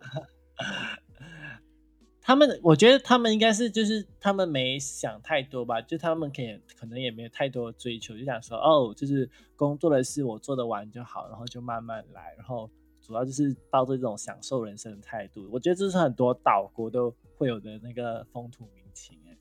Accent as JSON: {"language": "Chinese", "country": "Malaysia", "tie": "born or raised there", "said": "我老家就是在靠近，就是，就是你知道，就是那些 ，原始森林保，就是保护区那，那一种"}